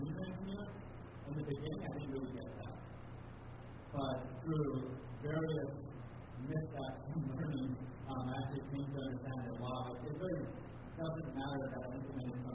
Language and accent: English; Japan; moved away as an adult; also born or lived in United States; I was born and raised in Japan, so I did an international school education, and then eventually went to college in the U.S.